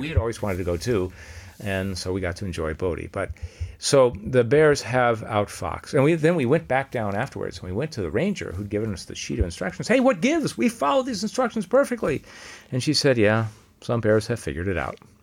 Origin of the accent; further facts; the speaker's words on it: Los Angeles, California, United States; I grew up in Los Angeles